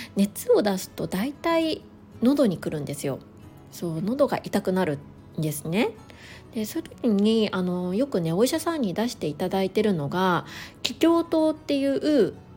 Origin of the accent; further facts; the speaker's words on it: Niigata, Japan; moved away; 私の実家は新潟